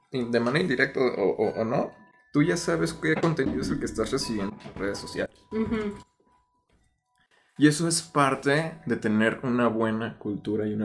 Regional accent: Mexico; el amor incondicional de la raza, güey, de decir unir tantos contextos y decir, esto me representa como mexicano

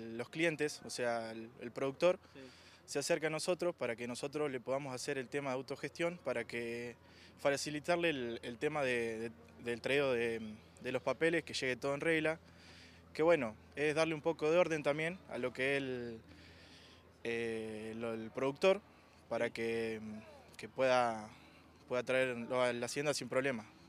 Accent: General Acha, La Pampa, Argentina; yo soy de General Hacha, nacido acá

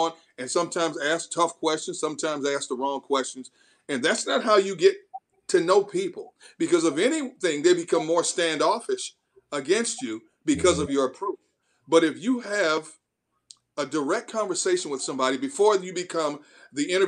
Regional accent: Milwaukee, Wisconsin, United States; moved away as an adult; also born or lived in San Diego / Pittsburgh; now in Philadelphia, United States; I grew up watching Earl Gillespie on CBS Channel 6 in Milwaukee when I was a kid

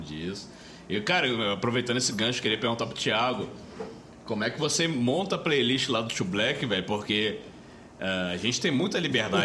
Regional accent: Rio de Janeiro, Brazil; moved away as an adult; now in Belo Horizonte, Brazil; E a gente, como carioca

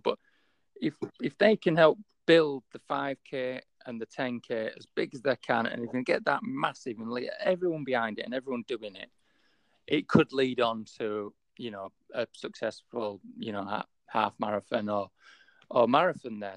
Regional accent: Yorkshire and the Humber, United Kingdom; accent: Yorkshire; My Yorkshire accent

